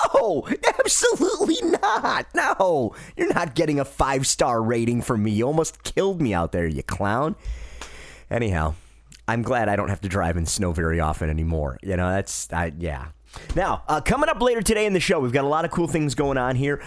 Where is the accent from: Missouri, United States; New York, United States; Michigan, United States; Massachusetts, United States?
Michigan, United States; Detroit; moved away; I'm from Detroit originally